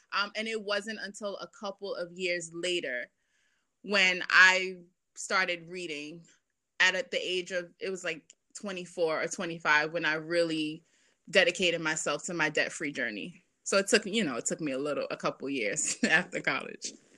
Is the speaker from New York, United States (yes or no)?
yes; New York City, New York, United States; also born or lived in Boston; I grew up in Brooklyn, um, in Bed Stuy